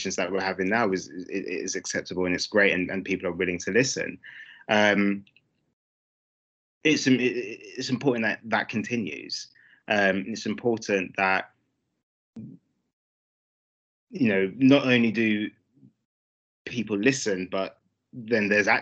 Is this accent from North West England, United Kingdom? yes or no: no; London, United Kingdom; I grew up in Brixton